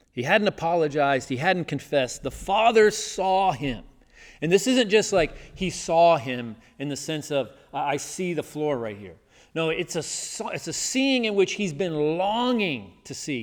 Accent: the South, United States; growing up in the South

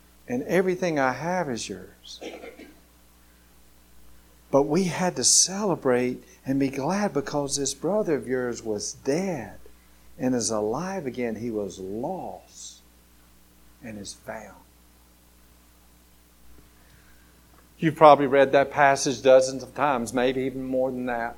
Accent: Grady, Alabama, United States; I was going from Grady, Alabama, going off to college

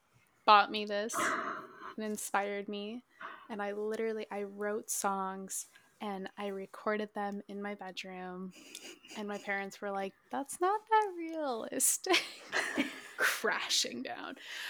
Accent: Minnesota, United States; So I'm actually originally from Minnesota. This was my like 17th move though.

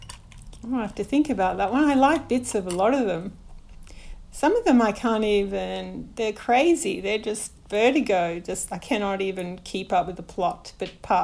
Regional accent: Melbourne, Victoria, Australia; also born or lived in St Kilda; I grew up in a little kind of sleepy little suburb down the road called Parkdale. It was probably about 10 minutes from the beach. And we live on Port Phillip Bay here

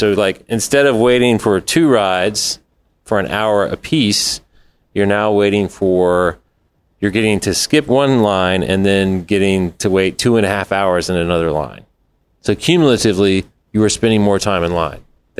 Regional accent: Orlando, Florida, United States; I grew up in Orlando, Florida.

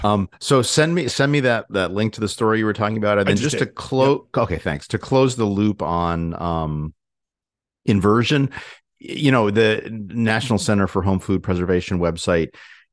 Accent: Hartford, Connecticut, United States; born there; I was born in Hartford Hospital.

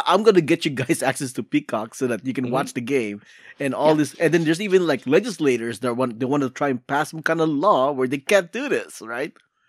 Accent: California, United States; Although I'm Californian, I like my weather cold.

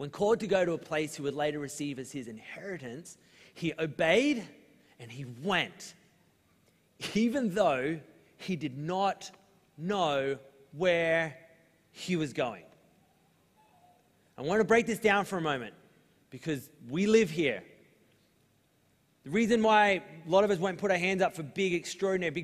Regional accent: Australia; we're Australian

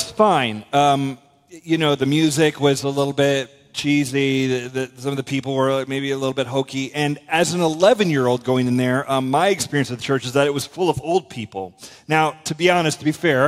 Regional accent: west coast of Florida, United States; a country church in my hometown in Florida, on the west coast of Florida

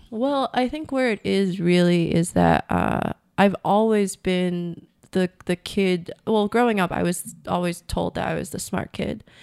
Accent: United States; moved away as an adult; now in Vietnam; I'm an American

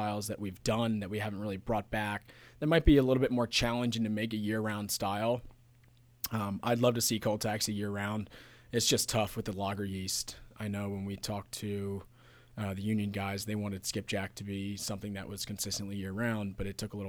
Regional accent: Pittsburgh, Pennsylvania, United States; I grew up in Pittsburgh.

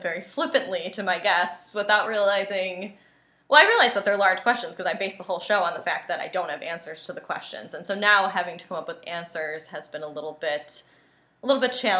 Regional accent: Western New York, United States; I grew up in the Western New York area

